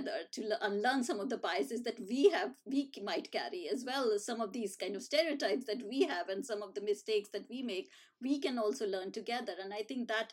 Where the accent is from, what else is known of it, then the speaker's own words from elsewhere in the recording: India; moved away as an adult; now in United Kingdom; when I was growing up in India.